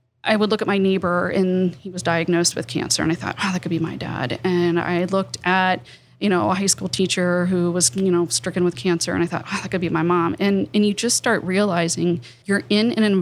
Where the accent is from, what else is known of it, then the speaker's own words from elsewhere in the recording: Appalachia, United States; I grew up on the Ohio River, very small town